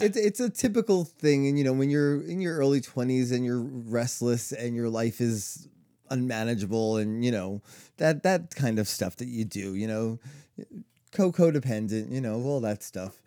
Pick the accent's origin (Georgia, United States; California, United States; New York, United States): New York, United States; growing up in New York